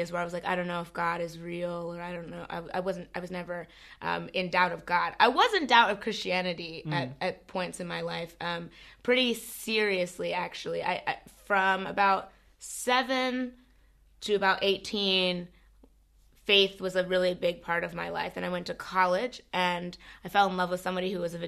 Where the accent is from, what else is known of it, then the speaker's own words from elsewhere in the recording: Alexandria, Virginia, United States; I grew up in Virginia, in Alexandria, Virginia, which is right outside of Washington, D.C.